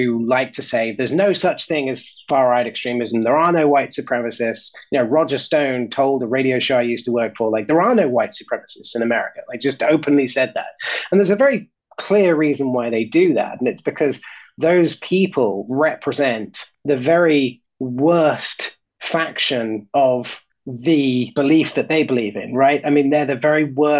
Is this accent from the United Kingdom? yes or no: yes; United Kingdom; As a Brit and as somebody who spent most of my life not living in the United States